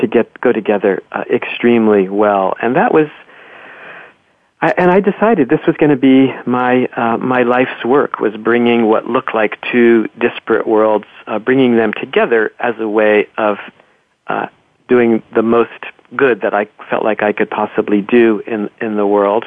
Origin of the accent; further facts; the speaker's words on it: New Jersey, United States; I was raised in New Jersey, and I grew up, I feel like, on golf courses and bowling alleys in New Jersey.